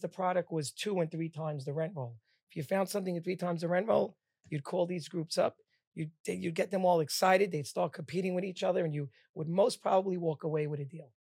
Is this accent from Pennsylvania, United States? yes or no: no; Bradley Beach, New Jersey, United States; also born or lived in Queens, New York; I was born in Bradley Beach, New Jersey.